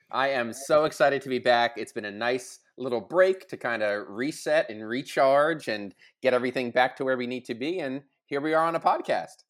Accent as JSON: {"language": "English", "area": "Long Island", "region": "New York", "country": "United States", "tie": "born or raised there", "said": "I grew up in Long Island"}